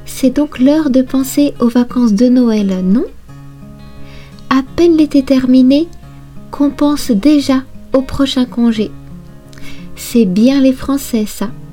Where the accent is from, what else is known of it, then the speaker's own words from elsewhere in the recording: Brittany, France; moved away as an adult; now in Japan; Je suis originaire de Bretagne, une région à l'ouest de la France.